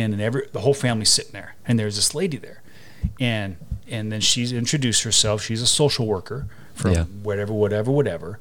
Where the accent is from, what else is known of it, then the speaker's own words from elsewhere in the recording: Snoqualmie, Washington, United States; moved away; also born or lived in San Diego, California / Renton, Washington; Then we move out to North Bend, Snoqualmie, where we spent the rest of our time in Washington.